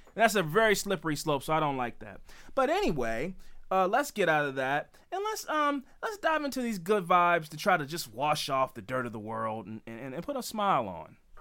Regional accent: Baltimore, Maryland, United States; we're from Baltimore

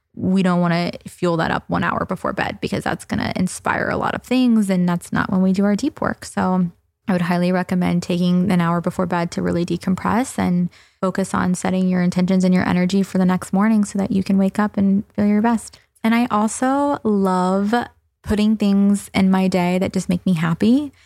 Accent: the South, United States; I'm from the South

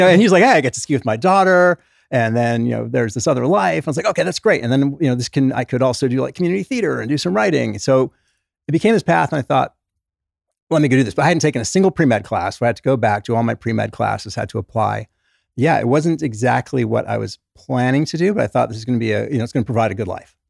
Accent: England, United Kingdom; also born or lived in New York; now in Utah, United States; Was born in New York, grew up in England

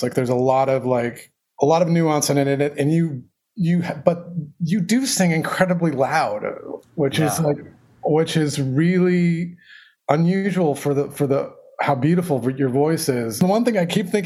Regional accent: Dayton, Ohio, United States; moved away; I was born in Dayton and most of my family lives in Dayton, Ohio.

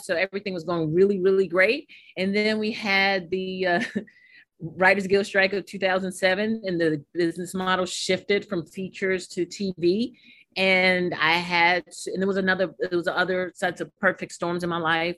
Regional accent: New York City, New York, United States; growing up in Harlem, New York

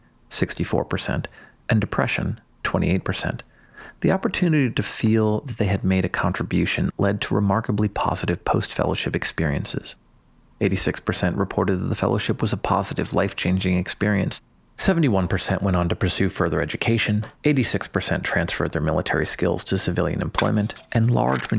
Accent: United States; I had already owed that to my country, by virtue of my birth and the privilege of being American.

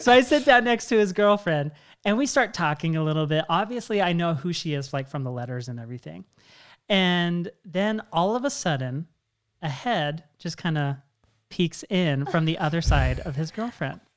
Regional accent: Washington, United States; I'm originally from Washington State

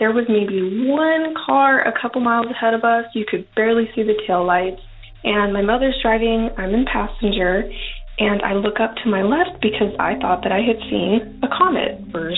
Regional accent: Yuma, Arizona, United States; also born or lived in Avondale, Arizona; I am from Yuma, Arizona, born and raised

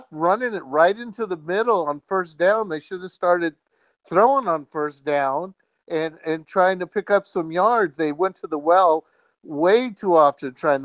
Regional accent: San Mateo, California, United States; I'm from San Mateo.

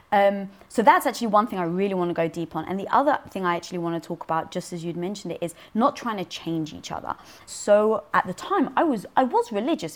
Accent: London, United Kingdom; born or raised there

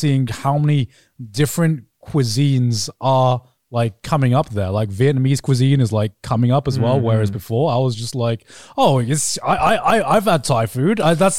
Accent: Brighton, South East England, United Kingdom; moved away; growing up in Brighton

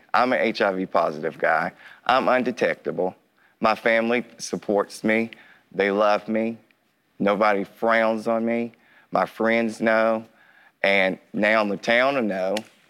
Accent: Williamson, West Virginia, United States; I grew up here in Williamson. I was 10 years old when Mike Sisco went swimming in the pool.

